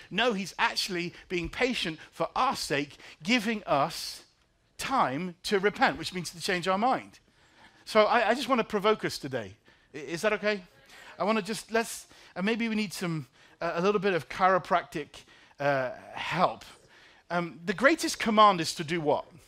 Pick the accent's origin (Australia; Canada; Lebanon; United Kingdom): United Kingdom; England; now in Chicago, United States; I'm from England